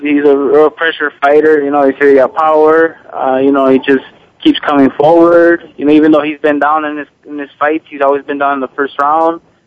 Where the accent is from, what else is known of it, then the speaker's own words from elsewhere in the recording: United States; i was from the United States